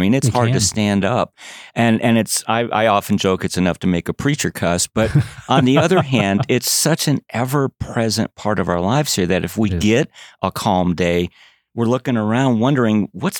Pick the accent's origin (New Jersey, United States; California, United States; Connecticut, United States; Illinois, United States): Illinois, United States; Chicago; I was born and raised in the Chicago area